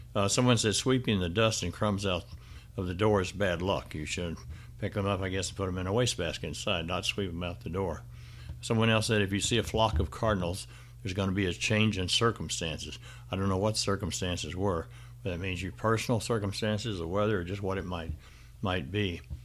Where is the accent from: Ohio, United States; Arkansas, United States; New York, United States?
Arkansas, United States; Benton; my hometown area of Benton, Arkansas